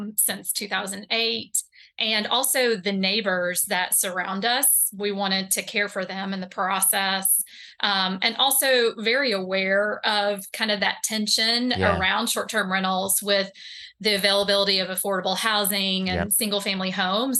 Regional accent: East Tennessee, United States; now in North Carolina, United States; the tobacco barns that I grew up around in East Tennessee

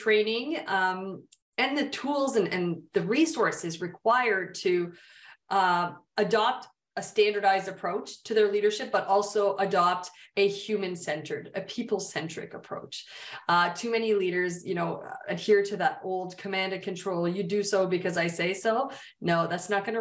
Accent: Canada; I'm Canadian

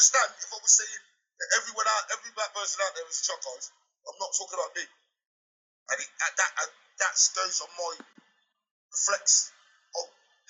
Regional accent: Coventry, West Midlands, United Kingdom; my hometown. And bearing in mind, I live in Coventry, the city of culture.

